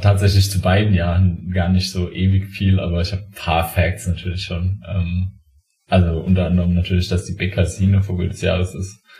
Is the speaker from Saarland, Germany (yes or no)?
yes; Saarland, Germany; Bei uns im Saarland